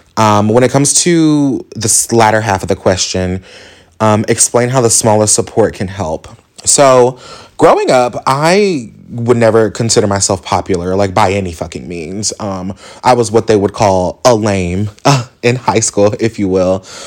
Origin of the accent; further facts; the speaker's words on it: Indianapolis, Indiana, United States; So I am from Indianapolis, Indiana, born and raised.